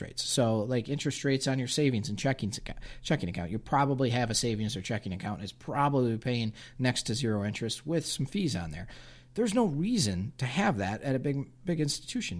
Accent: United States; us as, as, as American consumers and business owners

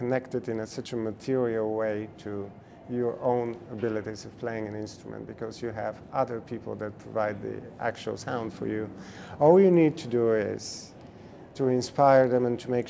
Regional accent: Bulgaria; now in United States; my home country, Bulgaria

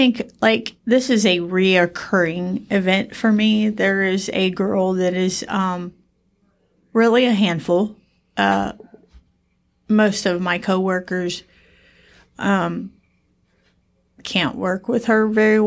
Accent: New Rome, Ohio, United States; I grew up in Lincoln Village in New Rome

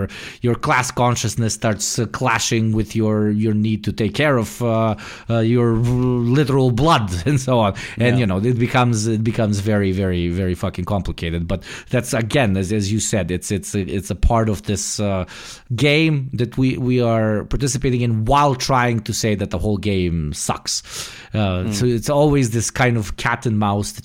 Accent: New Jersey, United States; I'm literally from New Jersey

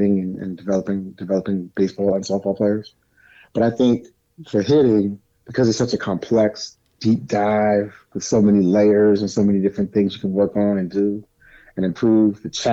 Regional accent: New Rochelle, New York, United States; I'm from a town called New Rochelle in Westchester County, New York

